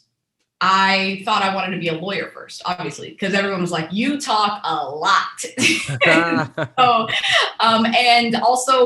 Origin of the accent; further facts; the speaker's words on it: Texas, United States; also born or lived in Tunisia / Houston, Texas; When we came to the States, we came to Texas. And that's where I grew up. I'm a Texas girl at heart.